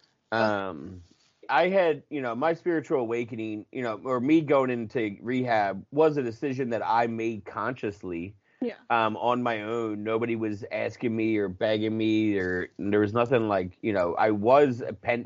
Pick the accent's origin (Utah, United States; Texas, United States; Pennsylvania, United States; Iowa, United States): Pennsylvania, United States; Philadelphia; accent: Philly; I'm from Philly